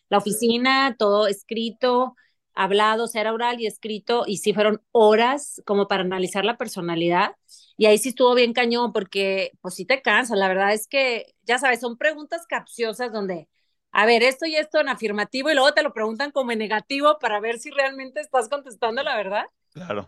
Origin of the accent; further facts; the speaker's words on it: Monterrey, Nuevo León, Mexico; moved away; also born or lived in Paris, France; fueron seis años que viví fuera no es el común denominador de una regia, de familia